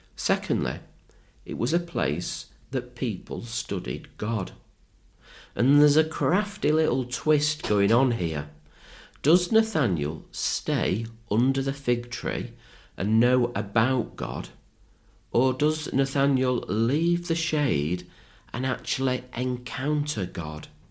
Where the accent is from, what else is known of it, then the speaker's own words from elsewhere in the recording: Manchester, North West England, United Kingdom; when I was growing up in Manchester